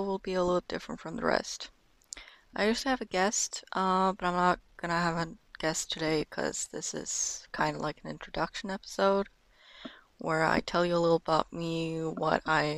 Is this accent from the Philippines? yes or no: no; Norway; first language Norwegian; English is a second language; I am 18 years old and I am from Norway